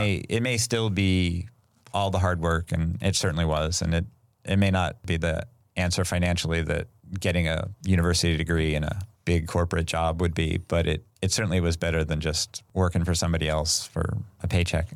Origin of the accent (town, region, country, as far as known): Sacramento, California, United States; born or raised there